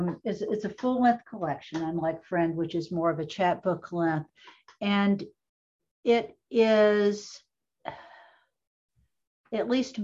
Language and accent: English; Appalachia, United States; it was looking back into growing up in Appalachia.